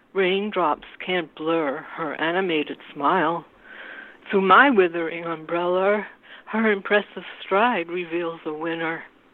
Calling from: New York City, New York, United States; I'm calling from New York City, and it's kind of a rainy evening.

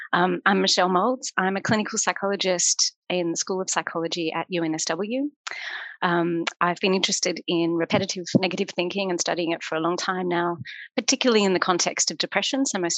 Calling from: London, United Kingdom; I'm zooming in from London.

